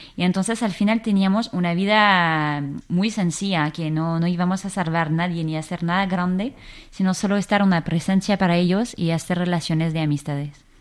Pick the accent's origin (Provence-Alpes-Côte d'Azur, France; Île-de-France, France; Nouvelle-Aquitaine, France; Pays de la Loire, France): Île-de-France, France; Versailles; Spanish is a second language; moved away as an adult; now in Spain; yo soy de Versalles entonces, em, claro, siempre crecí en, en, una familia católica